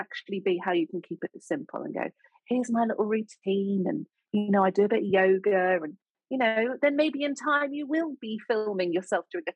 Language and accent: English; United Kingdom; accent: sounds like Julie Andrews